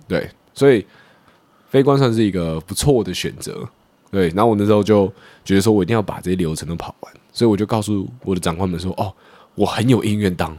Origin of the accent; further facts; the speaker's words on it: northern Taiwan, Taiwan; 因为我是北部人嘛